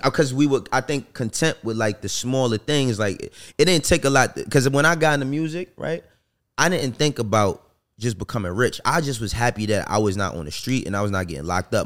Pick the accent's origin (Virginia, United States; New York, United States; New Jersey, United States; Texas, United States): New York, United States; New York City; I'm from New York